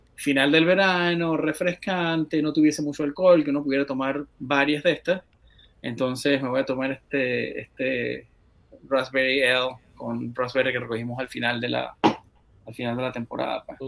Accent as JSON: {"language": "Spanish", "country": "Venezuela", "tie": "born or raised there", "said": "creciendo en Venezuela"}